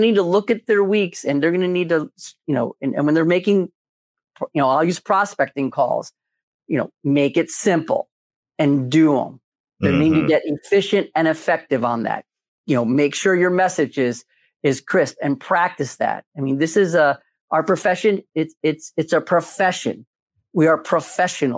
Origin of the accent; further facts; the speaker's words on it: Philadelphia, Pennsylvania, United States; I'm from Philadelphia.